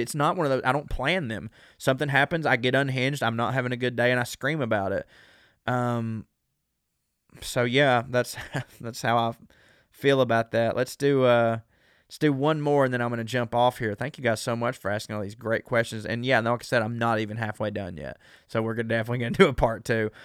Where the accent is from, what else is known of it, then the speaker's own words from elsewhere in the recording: the South, United States; accent: southern; As a southerner with this accent